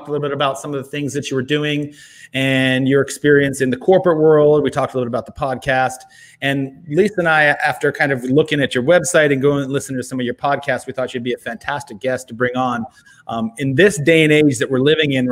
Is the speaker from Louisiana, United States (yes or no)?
no; San Diego, California, United States; moved away; I'm actually from San Diego.